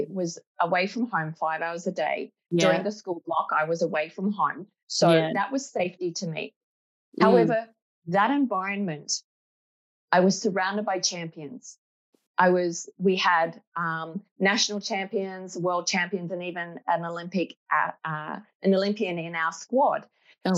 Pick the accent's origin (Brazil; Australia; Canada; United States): Australia; I was born in Australia